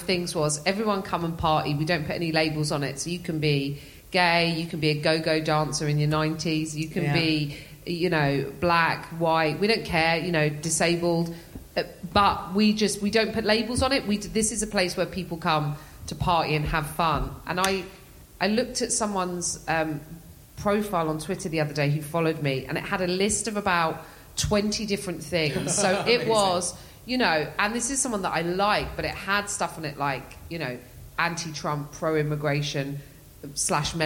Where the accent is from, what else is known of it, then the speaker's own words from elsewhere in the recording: England, United Kingdom; I'm English.